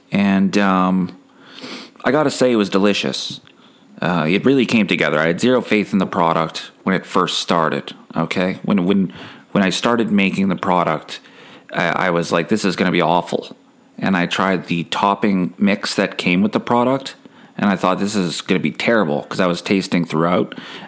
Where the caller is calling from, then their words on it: Canada; I am calling from Canada.